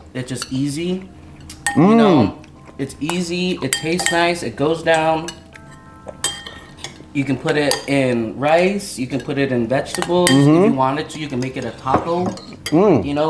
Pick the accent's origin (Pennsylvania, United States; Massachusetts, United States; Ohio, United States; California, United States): California, United States; Corona; moved away as an adult; now in Los Angeles, United States; I came from Corona, California, which is like an hour east from LA.